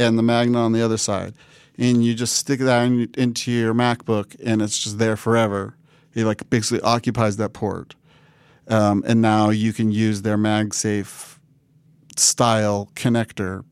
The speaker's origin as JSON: {"language": "English", "region": "Washington", "country": "United States", "tie": "born or raised there", "said": "we had great internet in my hometown in Washington and State"}